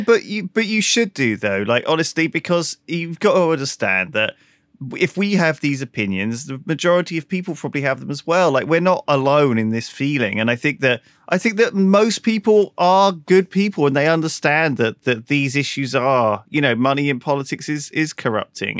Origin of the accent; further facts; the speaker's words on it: United Kingdom; as the British